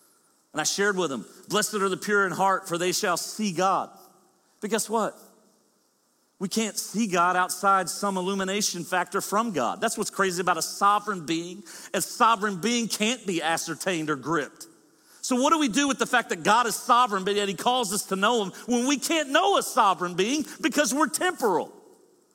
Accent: the South, United States; I'm from the South, we slur

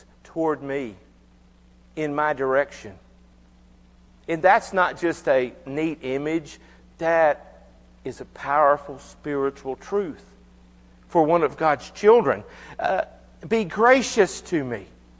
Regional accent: United States; I'm an American

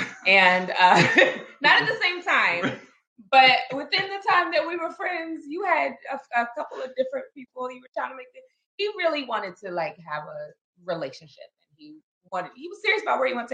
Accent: Maryland, United States; moved away as an adult; also born or lived in North Carolina / Ohio; I'm originally from Maryland, but my family was in North Carolina at the time

